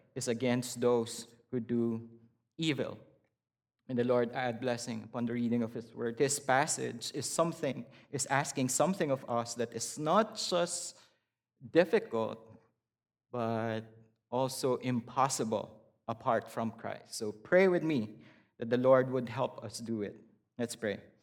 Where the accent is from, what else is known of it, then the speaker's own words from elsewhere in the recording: Philippines; moved away as an adult; I was born and raised in the Philippines.